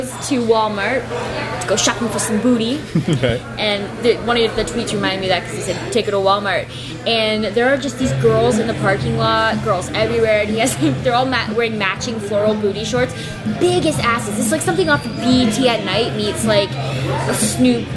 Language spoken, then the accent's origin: English; Chatham, Ontario, Canada; also born or lived in Toronto; a girl from Chatham